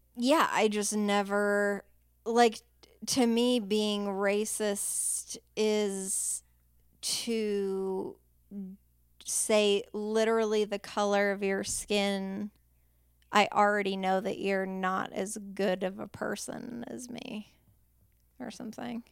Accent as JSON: {"language": "English", "town": "Anchorage", "region": "Alaska", "country": "United States", "tie": "born or raised there", "said": "Alaska's a pretty diverse place, and I grew up in Airport Heights."}